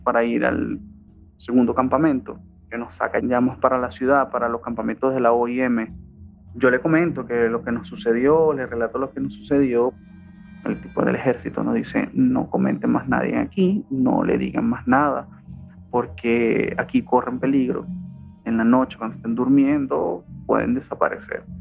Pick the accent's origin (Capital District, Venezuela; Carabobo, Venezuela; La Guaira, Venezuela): La Guaira, Venezuela; also born or lived in Bogotá, Colombia; now in United States; soy venezolano de La Guaira, Estado Vargas